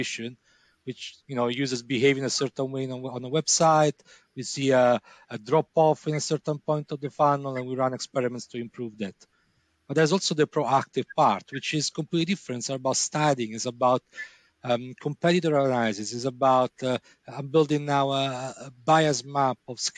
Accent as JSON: {"language": "English", "country": "Italy", "moved": "yes", "said": "I'm from Italy"}